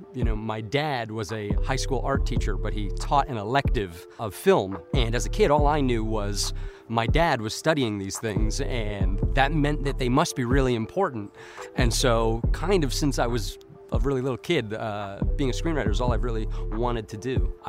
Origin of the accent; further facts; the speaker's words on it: New York City, New York, United States; now in Las Vegas, United States; I'm originally from Queens, New York, but I've resided in Las Vegas, Nevada for about 22 years now.